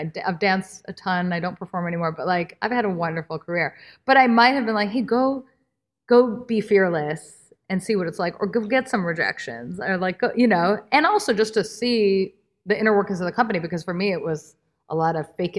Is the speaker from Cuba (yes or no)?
no; India; And I'm like, well, I'm Indian. My work pulls from classical Indian dance, but am I less Indian or relevant to you as the agent, the gatekeeper?